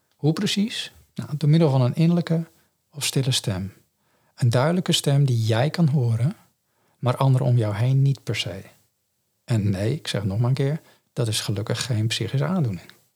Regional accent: Netherlands; first language Dutch; voor ons als Nederlanders

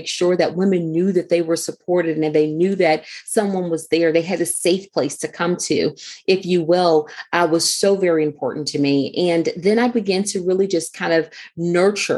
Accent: Houston, Texas, United States; now in Maryland, United States; I grew up actually in Houston, Texas. And so I've been in Maryland now for about 16 years or so

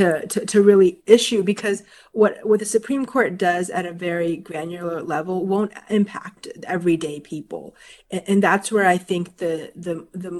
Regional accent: Florida, United States; I grew up in Florida

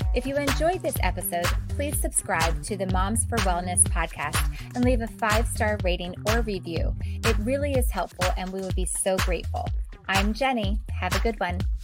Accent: United States; such a part of our culture and such a part of our lifestyle as Americans

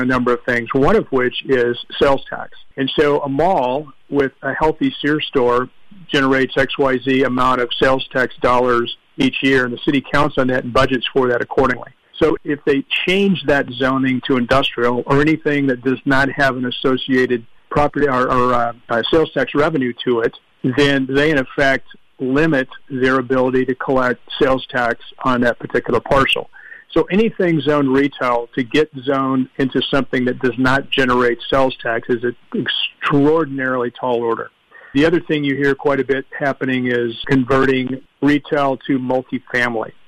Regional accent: Orange, California, United States; my hometown of Orange, California

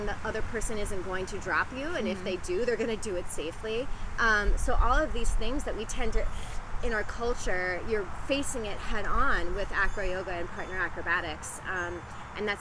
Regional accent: Central New Jersey, United States; moved away as an adult; now in St. Petersburg, United States; I'm originally from Central New Jersey.

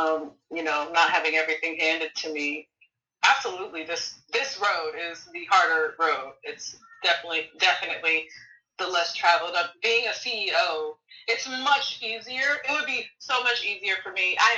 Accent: Hawaii, United States; also born or lived in Illinois; Like, I grew up in Hawaii. I grew up in Illinois.

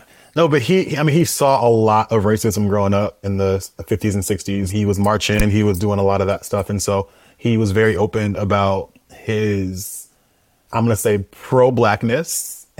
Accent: Oakland, California, United States; So I grew up in Oakland, California, East Oakland in the Bay Area, born and raised.

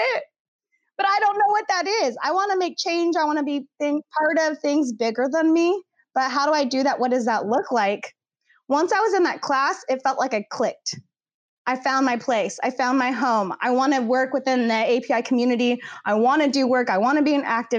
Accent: Livermore, California, United States; also born or lived in Los Angeles, California / Berkeley, California; I grew up in Livermore.

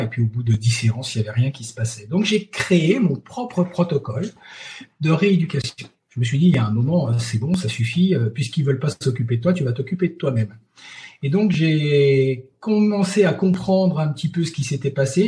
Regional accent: Chamonix, Auvergne-Rhône-Alpes, France; je suis de Chamonix

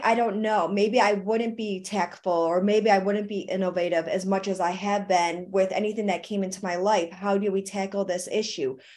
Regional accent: Buffalo, New York, United States; moved away; That's where I'm from. I'm from Buffalo, New York

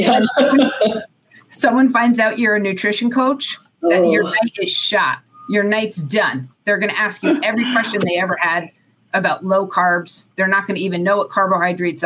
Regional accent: Connecticut, United States; I grew up in Connecticut

